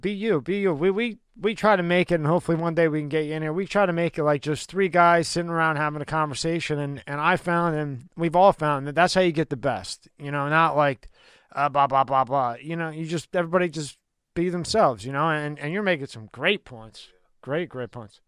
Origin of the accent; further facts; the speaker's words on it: Philadelphia, Pennsylvania, United States; we're from Philly